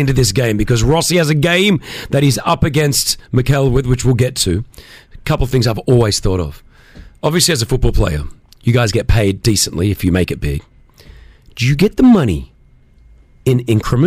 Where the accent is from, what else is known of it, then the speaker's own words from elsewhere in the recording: Australia; now in Dubai, United Arab Emirates; I grew up in Australia